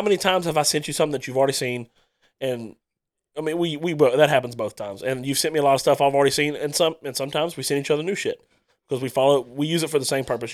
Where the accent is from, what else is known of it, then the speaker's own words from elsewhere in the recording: Starks, Louisiana, United States; growing up in Starks, I wanted to be the good guy